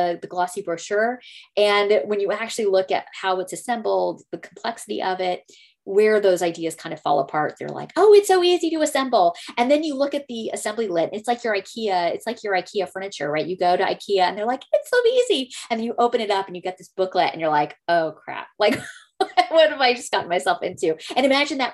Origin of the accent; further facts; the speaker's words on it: Texas, United States; I'm from Texas